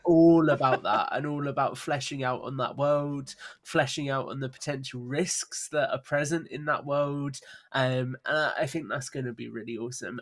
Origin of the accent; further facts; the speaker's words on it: United Kingdom; we're both British